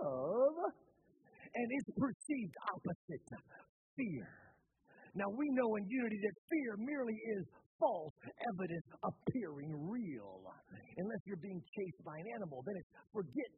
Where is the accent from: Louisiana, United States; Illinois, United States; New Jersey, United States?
Louisiana, United States; now in Orlando, United States; I grew up in the South, grew up in Louisiana. We live in Florida now